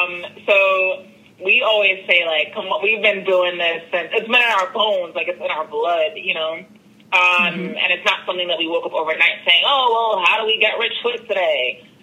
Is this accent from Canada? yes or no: no; Brooklyn, New York, United States; And especially like in the saying, like growing up in Brooklyn and then playing tennis and just really navigating all of these different spaces, it just broadens your horizons